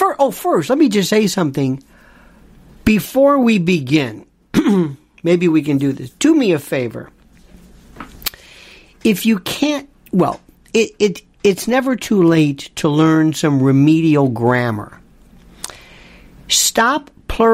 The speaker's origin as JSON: {"language": "English", "country": "United States", "said": "I'm American."}